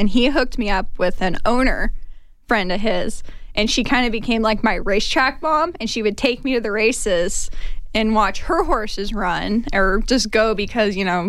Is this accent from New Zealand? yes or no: no; San Luis Obispo, California, United States; now in Arizona, United States; I'm from California.